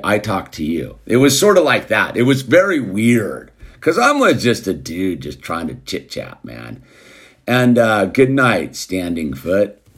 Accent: United States

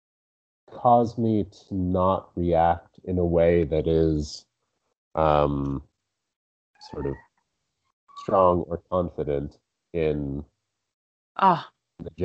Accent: Rumson, New Jersey, United States; I grew up in Rumson.

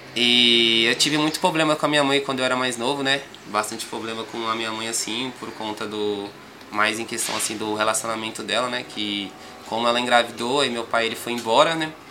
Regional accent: São Paulo, Brazil; also born or lived in São João do Piauí, Piauí; nascido e criado aqui no Grajaú, fábrica de talentos.

